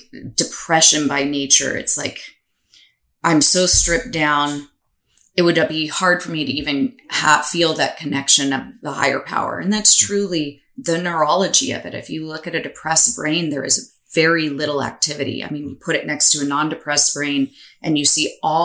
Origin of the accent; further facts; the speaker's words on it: United States; as Italian American